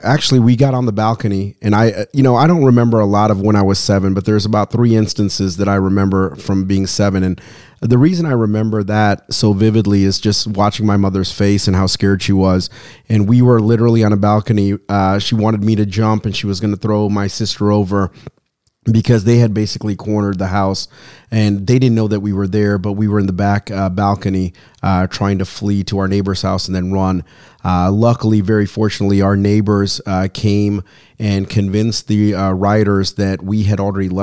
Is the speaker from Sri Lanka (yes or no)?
yes; Sri Lanka; now in United States; So I came here from Sri Lanka, which is an island country underneath India. I'm a Tamil and a Catholic. So it's a double negative, double minority, right?